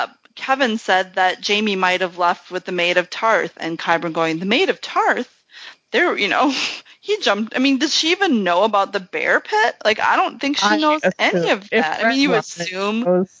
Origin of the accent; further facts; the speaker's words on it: Australia; Each time I say out loud, me, I'm here, I'm Australian, good day.